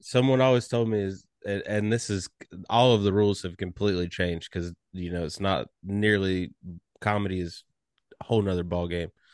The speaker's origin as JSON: {"language": "English", "area": "Cameron", "region": "North Carolina", "country": "United States", "tie": "born or raised there", "said": "I grew up right, uh, in the same hometown as the Hardy Boys"}